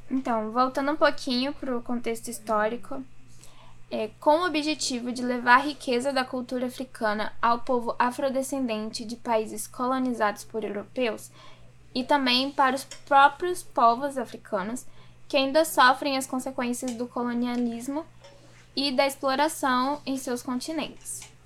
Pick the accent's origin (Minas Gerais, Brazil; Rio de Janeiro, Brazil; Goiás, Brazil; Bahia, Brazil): Bahia, Brazil; Simões Filho; moved away; eu nasci na Bahia, eu morava em Simões Filho, é uma cidade que fica do lado de Salvador